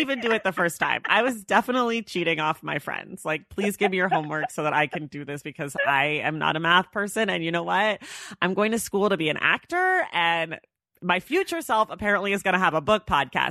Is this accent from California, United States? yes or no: yes; California, United States; I'm from California